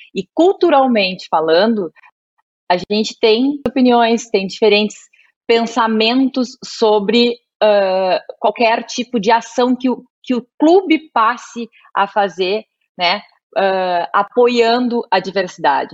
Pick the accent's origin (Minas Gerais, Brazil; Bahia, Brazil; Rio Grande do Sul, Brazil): Rio Grande do Sul, Brazil; sou tua conterrânea, sou gaúcha